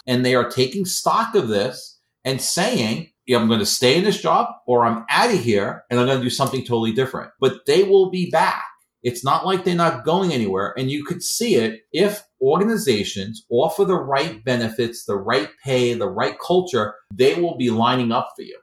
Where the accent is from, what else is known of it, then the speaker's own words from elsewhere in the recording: New York City, New York, United States; I'm not from Boston. I'm from Queens, New York.